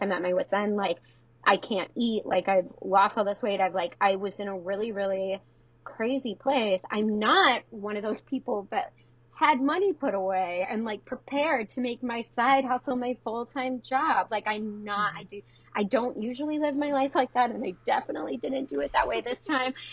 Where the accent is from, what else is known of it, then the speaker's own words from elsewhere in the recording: Detroit, Michigan, United States; now in Baltimore, United States; I'm from yeah, outside of Detroit, the suburbs